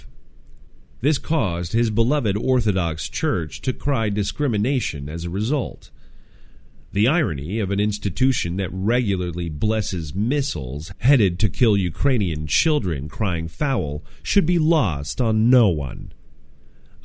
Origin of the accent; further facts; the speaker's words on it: Canada; In Canada, my home country